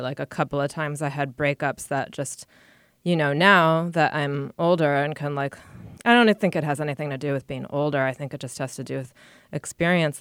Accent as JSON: {"language": "English", "town": "Rochester", "region": "New York", "country": "United States", "tie": "born or raised there", "also_born_or_lived": "Buffalo / Connecticut", "moved": "as an adult", "lives_now": "New York City, United States", "said": "I grew up in Rochester"}